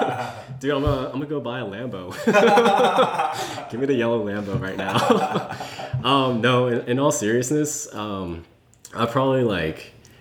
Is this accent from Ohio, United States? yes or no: yes; Columbus, Ohio, United States; moved away as an adult; also born or lived in New York; now in San Francisco, United States; I grew up in Columbus, Ohio, lived there for 20 years, and now I live in San Francisco.